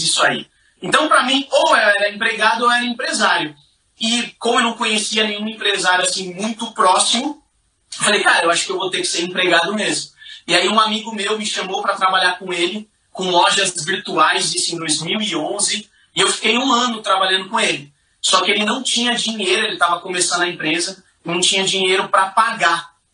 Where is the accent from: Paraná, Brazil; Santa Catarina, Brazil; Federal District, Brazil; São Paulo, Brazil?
São Paulo, Brazil; Eu sou nascido e criado na Zona Leste de São Paulo